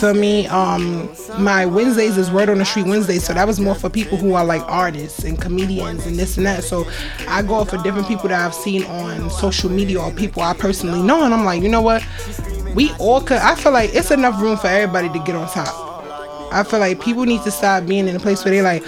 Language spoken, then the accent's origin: English; New York City, New York, United States; also born or lived in Virginia; I'm from Brooklyn, Crown Heights.